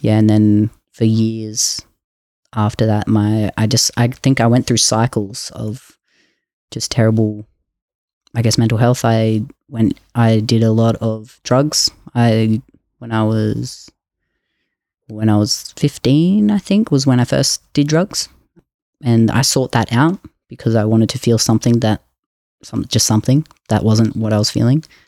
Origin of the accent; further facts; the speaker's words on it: Jimboomba, Queensland, Australia; I grew up in Queensland in a place called Jimbumba.